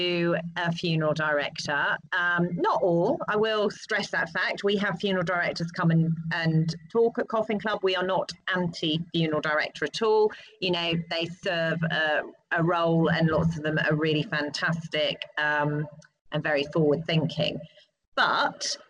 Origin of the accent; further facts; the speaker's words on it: United Kingdom; as British people